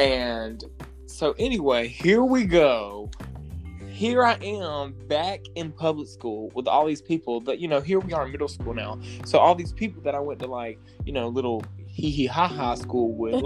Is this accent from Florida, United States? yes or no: no; Leland, North Carolina, United States; Repping for the hometown